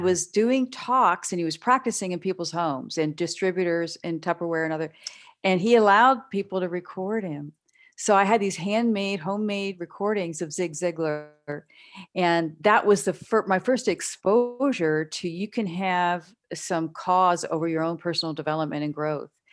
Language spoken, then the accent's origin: English; Pittsburgh, Pennsylvania, United States; now in Texas, United States; I grew up in the Pittsburgh area